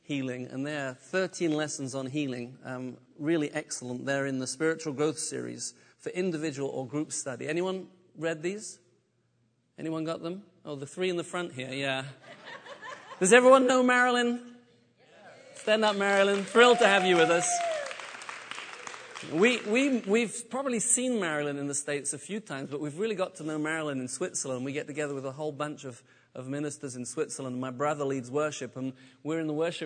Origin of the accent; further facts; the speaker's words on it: United Kingdom; moved away as an adult; also born or lived in south of France; now in France; I'm British. Forgive me for my accent